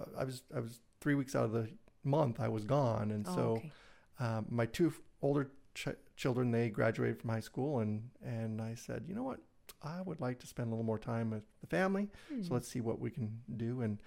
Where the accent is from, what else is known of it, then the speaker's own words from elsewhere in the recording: Brighton, Michigan, United States; Yeah, Brighton area.